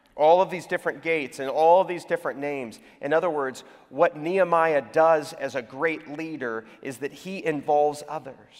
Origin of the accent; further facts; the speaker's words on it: Houston, Texas, United States; now in Atlanta, United States; my hometown, my birth town, is Houston, Texas